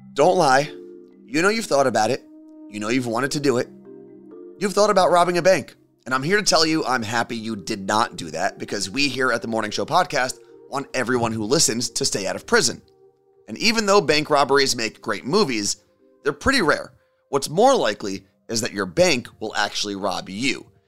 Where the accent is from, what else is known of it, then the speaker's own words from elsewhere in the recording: New Jersey, United States; moved away; you and I, Carla Marie, represent New Jersey